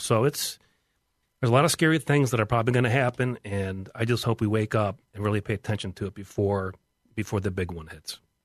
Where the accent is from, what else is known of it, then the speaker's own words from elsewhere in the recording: West Chester, Ohio, United States; I am from Westchester, Ohio